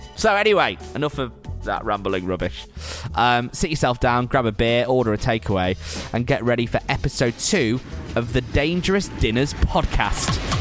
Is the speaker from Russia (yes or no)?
no; Preston, North West England, United Kingdom; I'm from Preston, right? So I'm from up north